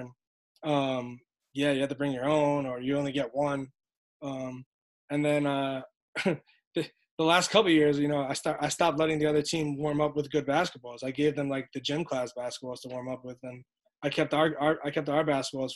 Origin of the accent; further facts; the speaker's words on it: New York City, New York, United States; I grew up right there on Flappish, like in the middle of all that, Flappish Avenue